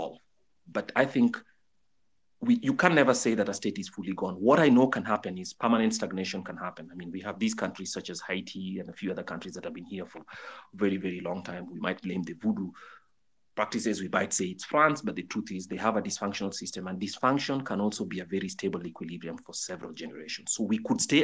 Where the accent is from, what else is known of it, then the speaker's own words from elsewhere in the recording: Kenya; I'm a Kenyan and I pay my taxes